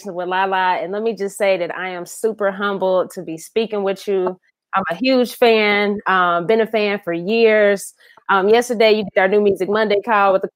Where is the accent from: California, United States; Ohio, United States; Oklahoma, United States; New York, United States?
Ohio, United States; I'm from the Midwest as well. I'm from Ohio